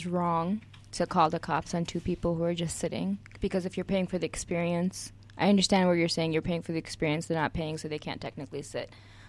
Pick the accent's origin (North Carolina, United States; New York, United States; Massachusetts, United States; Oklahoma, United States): Oklahoma, United States; born and raised in Oklahoma.